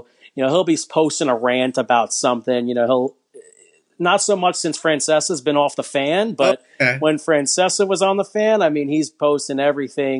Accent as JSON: {"language": "English", "region": "New York", "country": "United States", "moved": "yes", "lives_now": "Florida, United States", "said": "I'm from New York, but I live in Florida"}